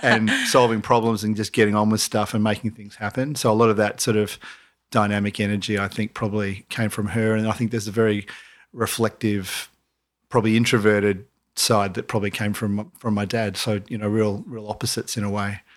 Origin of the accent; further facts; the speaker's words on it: Mooloolaba, Queensland, Australia; now in Byron Bay, Australia; growing up in Marimba